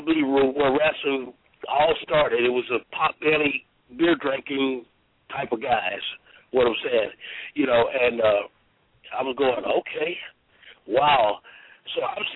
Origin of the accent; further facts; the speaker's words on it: Union City, Tennessee, United States; Union City, Tennessee, my hometown